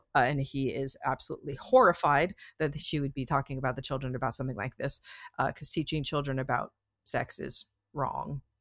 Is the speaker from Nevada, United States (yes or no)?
yes; Las Vegas, Nevada, United States; I grew up in Las Vegas